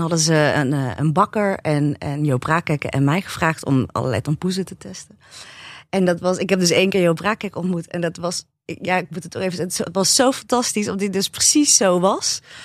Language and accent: Dutch; North Brabant, Netherlands; ik ben in Brabant opgegroeid